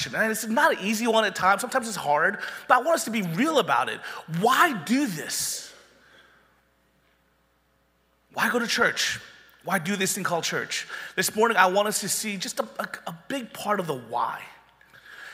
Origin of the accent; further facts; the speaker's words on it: Panama City, Florida, United States; when I did youth ministry in my hometown of Panama City, after I went finished University of Florida, I moved back to my hometown